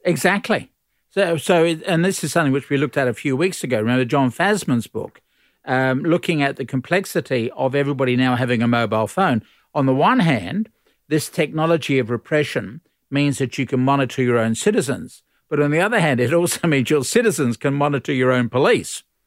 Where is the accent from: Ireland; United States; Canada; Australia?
Australia